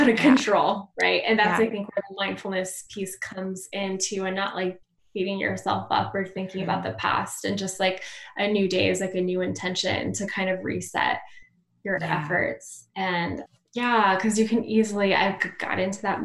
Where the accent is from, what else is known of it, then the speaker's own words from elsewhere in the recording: New Mexico, United States; I'm from New Mexico